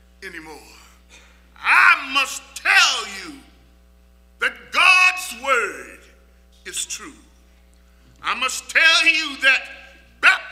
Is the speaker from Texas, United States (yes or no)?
yes; Texas, United States; when I was a small boy growing up in Texas